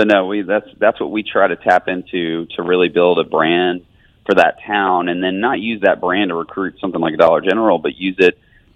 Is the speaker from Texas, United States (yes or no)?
no; Birmingham, Alabama, United States; growing up in Birmingham, we kind of saw, so much potential in this city.